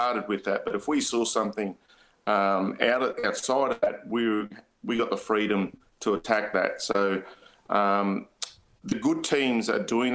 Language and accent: English; Murgon, Queensland, Australia; moved away; I'm from Mergen